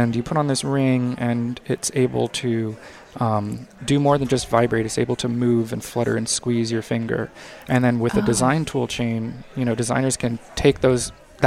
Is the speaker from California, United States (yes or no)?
yes; San Diego, California, United States; also born or lived in Montreal; now in Los Angeles, United States; I grew up in San Diego, and then I have also lived in Montreal and Los Angeles